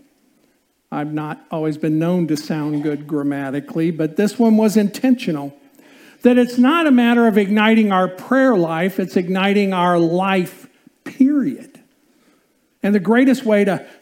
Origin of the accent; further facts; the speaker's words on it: Indiana, United States; I grew up in Indiana